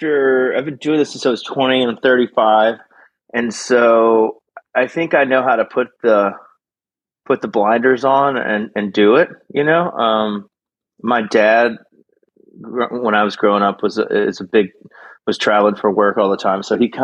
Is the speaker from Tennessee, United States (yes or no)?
yes; Memphis, Tennessee, United States; moved away as an adult; also born or lived in Nashville, Tennessee; now in Austin, United States; I grew up in Memphis and then moved to Texas to go to ranch management school. I had grown up working on ranches in different parts of the country.